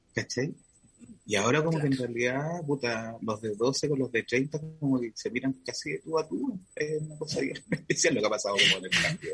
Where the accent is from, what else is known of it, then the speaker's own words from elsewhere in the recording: Concepción, Biobío, Chile; also born or lived in Puerto Montt; Yo nací en Concepción y después me fui un tiempo a Puerto Montt y volví como a los 4 años